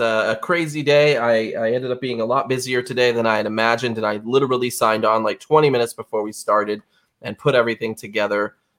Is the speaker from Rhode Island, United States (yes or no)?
yes; Rhode Island, United States; accent: Rhode Island; me 37 years to lose my Rhode Island accent.